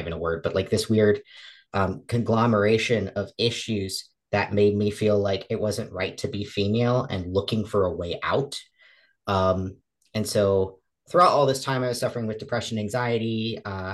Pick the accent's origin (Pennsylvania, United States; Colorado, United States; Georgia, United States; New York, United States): Pennsylvania, United States; also born or lived in Massachusetts; I was raised in Massachusetts with mom and dad until I was about seven. I was removed from the home with mom because we found that there was some abuse going on. And around 8 years old, we moved from Massachusetts to Pennsylvania